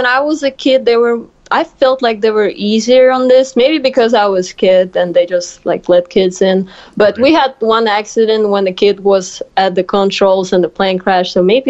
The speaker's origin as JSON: {"language": "English", "region": "Moscow", "country": "Russia", "moved": "as an adult", "lives_now": "Louisiana, United States", "said": "Well, I'm from Russia, from Moscow. That's the capital. And I'm actually right now in United States in the South going to university, working on my master's degree."}